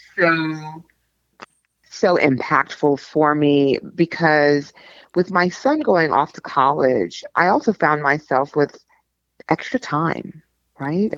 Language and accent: English; New York, United States; I grew up in New York